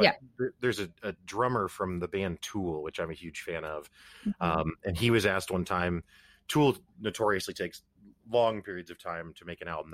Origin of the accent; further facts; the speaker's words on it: Springfield, Missouri, United States; I'm from Springfield, Missouri, so basically Nowhereville, USA.